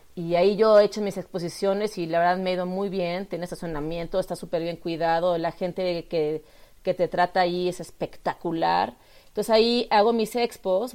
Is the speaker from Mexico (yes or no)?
yes; Mexico; yo soy artista plástica mexicana